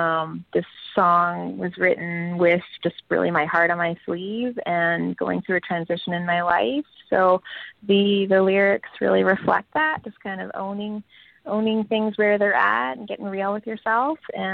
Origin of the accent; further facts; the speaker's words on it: Ontario, Canada; But I was born and raised in Ontario.